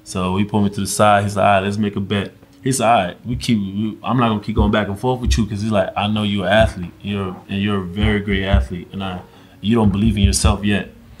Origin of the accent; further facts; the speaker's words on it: Newark, New Jersey, United States; English is a second language; also born or lived in Guinea; growing up in Newark, New Jersey